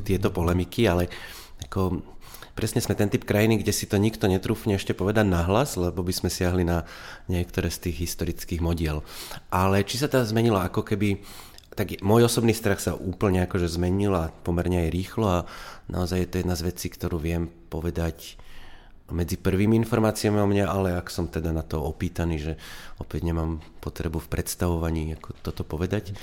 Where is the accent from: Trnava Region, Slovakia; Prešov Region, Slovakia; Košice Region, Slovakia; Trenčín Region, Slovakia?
Košice Region, Slovakia; Košice; ten Košický, je to moje rodné mesto